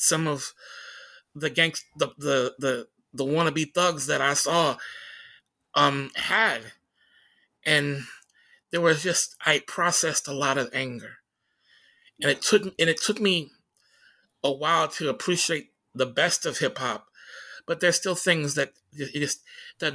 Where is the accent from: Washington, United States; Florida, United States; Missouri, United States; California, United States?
Washington, United States; Tacoma; moved away; the tenements that, that I grew up in Hillside Terrace